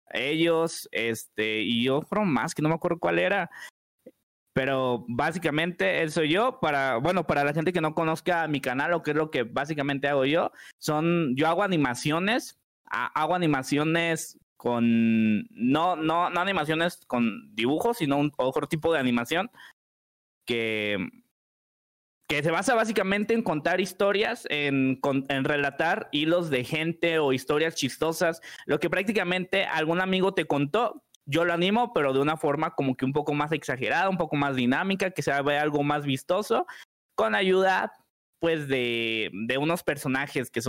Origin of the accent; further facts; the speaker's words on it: Puebla, Mexico; Soy de la ciudad de Puebla, tengo 22